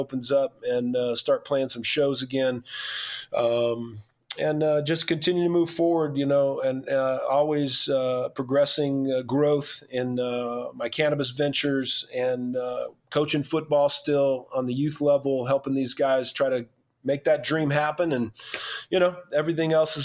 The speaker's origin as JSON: {"language": "English", "town": "Moreno Valley", "region": "California", "country": "United States", "tie": "born or raised there", "said": "I'm a partner in one of the locations in my hometown in Moreno Valley, California"}